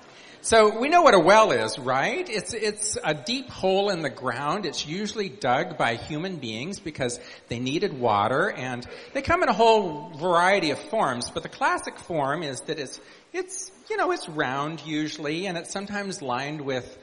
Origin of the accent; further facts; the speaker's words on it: Montana, United States; I grew up in Montana, which is pretty arid